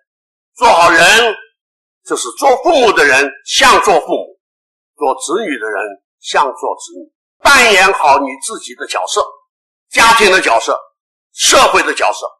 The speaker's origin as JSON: {"language": "Chinese", "country": "Taiwan", "said": "在我们中国人，在我们台湾中华民国"}